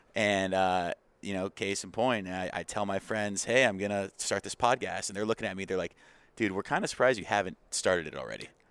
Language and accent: English; Arizona, United States; born and raised in Arizona